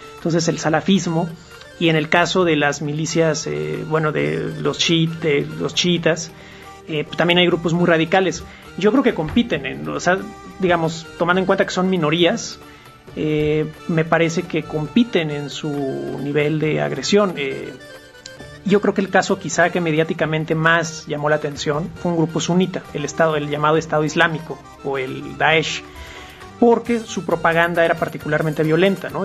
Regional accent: Mexico; nuestra realidad cotidiana como mexicanos

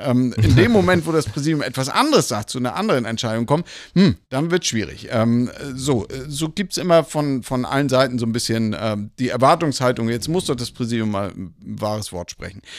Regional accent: Lübeck, Schleswig-Holstein, Germany; moved away as an adult; also born or lived in Kiel / Hamburg / Kassel / Elstal; gebürtig aus Lübeck, von der schönen Ostsee und bin dort auch in der Gemeinde aufgewachsen

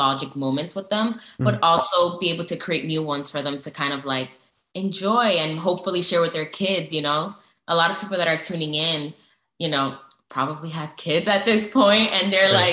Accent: United States; I was born and raised in the States

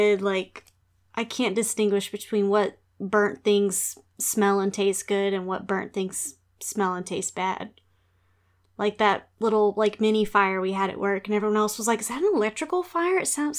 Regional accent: Texas, United States; accent: Texas; I'm going to stand in my truth and use my homogenized sort of Texas accent. Just my regular voice.

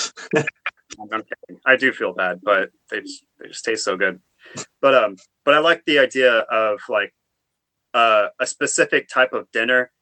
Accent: Oklahoma, United States; now in North Carolina, United States; I'm also from Oklahoma

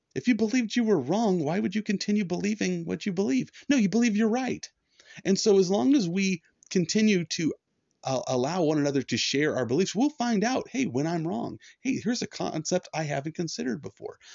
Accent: United States; being an American

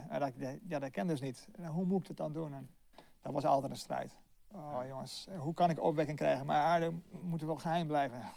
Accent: Delft, South Holland, Netherlands; ja, ik kom eigenlijk oorspronkelijk uit Delft.

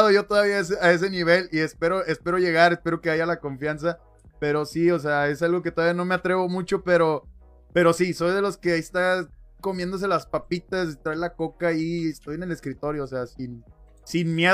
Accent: Mexico; Acuérdate que somos mexicanos, güey. Tenemos ingenio para ese pedo.

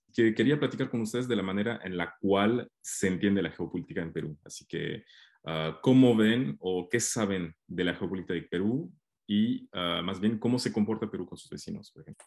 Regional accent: Mexico; yo soy mexicano

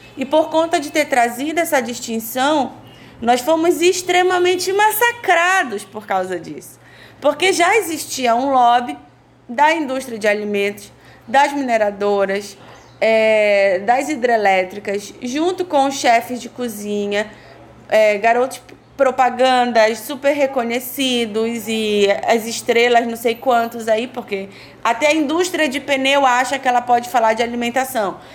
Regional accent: Marajó, Pará, Brazil; venho do extremo norte do país, do povo originário Aruan Marajoara

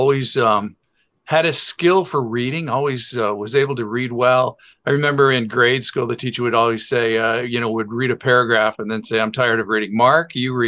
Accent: Sarnia, Ontario, Canada; moved away as an adult; also born or lived in Florida / Windsor, Ontario / Detroit; I grew up in Sarnia

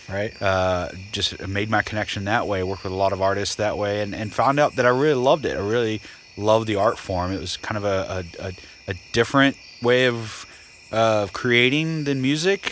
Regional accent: Florida, United States; now in Nashville, United States; I am from Florida

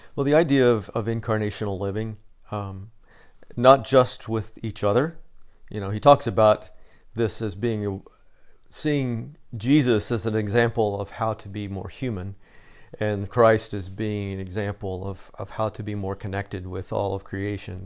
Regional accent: Southern Illinois, United States; I'm from Southern Illinois, so we were closer to Saint Louis than Chicago

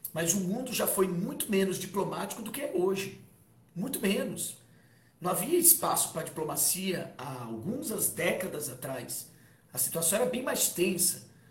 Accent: Fortaleza, Ceará, Brazil; Fortaleza, a gente é de Fortaleza

